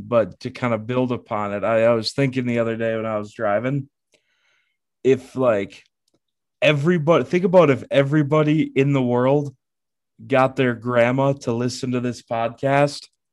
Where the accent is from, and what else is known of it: near Madison International Speedway, between Stoughton and Oregon, Wisconsin, United States; born or raised there